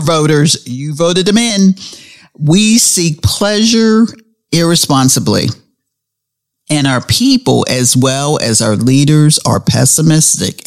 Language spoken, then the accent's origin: English; Pittsburgh, Pennsylvania, United States; we grew up in Pittsburgh